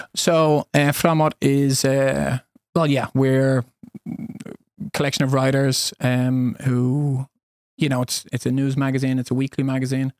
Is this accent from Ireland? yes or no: yes; Dublin, Leinster, Ireland; moved away as an adult; also born or lived in United States / Spain / Sweden; now in Alingsås, Sweden; born and raised in Dublin, Ireland